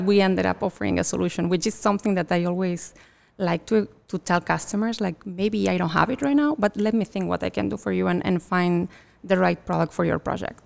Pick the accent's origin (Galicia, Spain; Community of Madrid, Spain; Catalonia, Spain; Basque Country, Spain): Catalonia, Spain; now in United States; I'm originally from Catalonia, from northeast of Spain